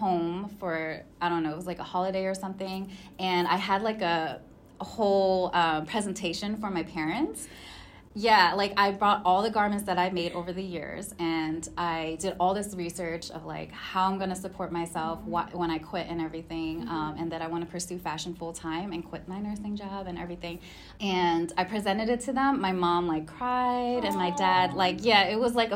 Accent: Cheltenham, Pennsylvania, United States; moved away as an adult; also born or lived in York, Pennsylvania; now in Los Angeles, United States; I moved to the outer skirts of Philadelphia

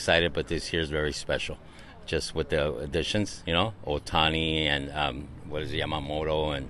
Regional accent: Los Angeles, California, United States; We're from East LA.

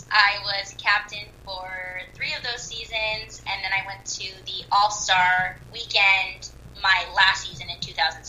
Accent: Bay Area, California, United States; I'm from the Bay Area.

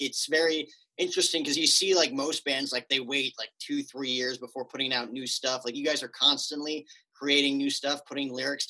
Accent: northern New Jersey, United States; moved away as an adult; now in Phoenix area, United States; I am from northern New Jersey. So I came all the way out here to get away from the winters

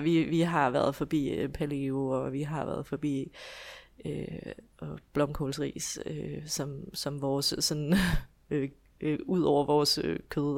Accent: Esbjerg, Southern Denmark, Denmark; jeg kommer fra Esbjerg, hvor jeg bor i hus med min mand og mine tre børn

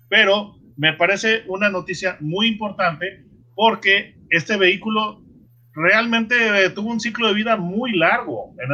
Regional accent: Mexico; desde el punto de vista eh, mío como mexicano

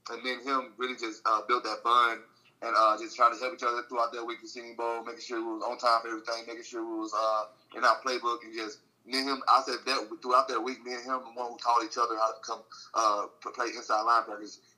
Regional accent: Mississippi, United States; My favorite team was the Saints growing up since I'm from Mississippi.

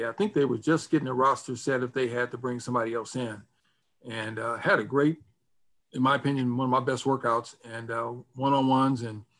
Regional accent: Inglewood, California, United States; growing up in Inglewood, California.

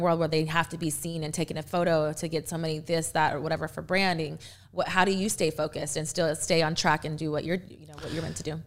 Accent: Texas, United States; now in Louisville, United States; I am actually from Texas

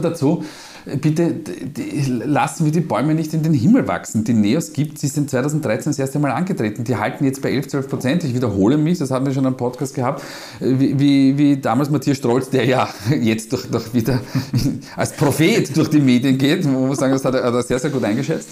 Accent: Vienna, Austria; accent: Wiener Dialekt; meinen Wiener Dialekt

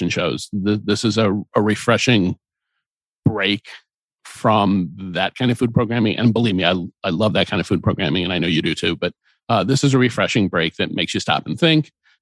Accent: Cleveland, Ohio, United States; now in Atlanta, United States; my hometown of Cleveland, Ohio

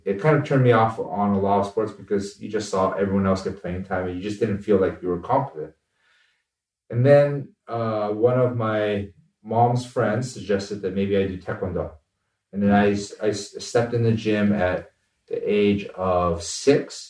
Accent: United States; both my parents are immigrants who came over here from Korea

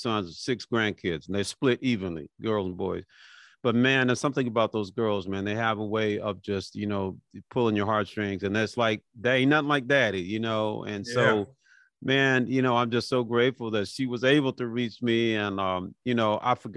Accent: Memphis, Tennessee, United States; I grew up in Memphis

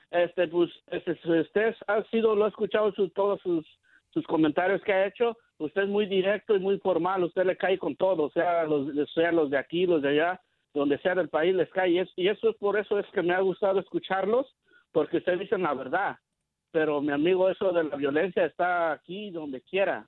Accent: Mexico; moved away; yo yo soy de México

